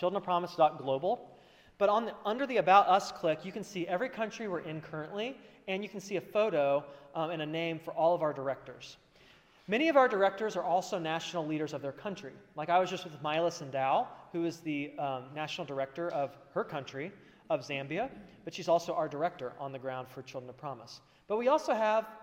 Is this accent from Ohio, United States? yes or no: yes; Dayton, Ohio, United States; I'm from Dayton.